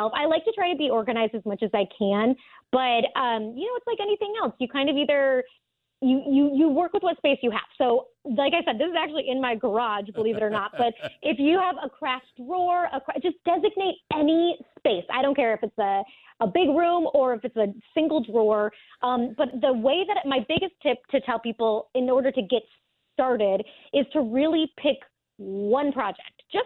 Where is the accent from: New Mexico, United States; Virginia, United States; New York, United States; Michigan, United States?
Michigan, United States; moved away; also born or lived in Florida; I'm born and raised in Michigan